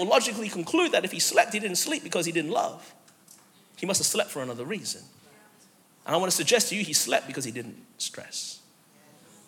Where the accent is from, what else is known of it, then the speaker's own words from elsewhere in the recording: Melbourne, Victoria, Australia; moved away as an adult; now in United States; I'm actually from Melbourne, Australia originally